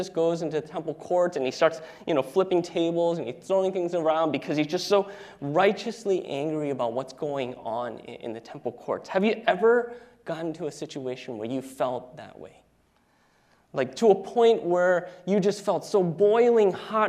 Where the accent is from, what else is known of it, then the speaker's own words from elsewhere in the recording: New Jersey, United States; moved away as an adult; now in Seattle, United States; Ashley, my wife, and I are actually originally from the East Coast, and so that's where we were born and raised. Ashley is from New York, and I am from New Jersey